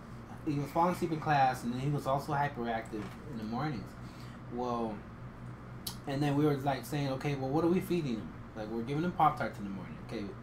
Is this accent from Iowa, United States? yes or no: yes; Iowa, United States; moved away as an adult; now in Texas, United States; I grew up in Iowa, and in Iowa, I didn't speak any Spanish.